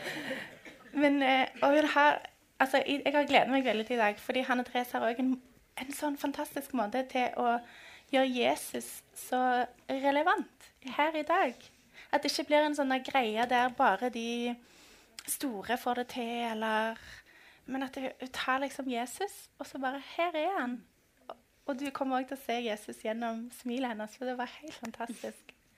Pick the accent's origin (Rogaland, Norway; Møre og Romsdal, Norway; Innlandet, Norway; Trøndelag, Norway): Rogaland, Norway; Stavanger; vi er begge fra Stavanger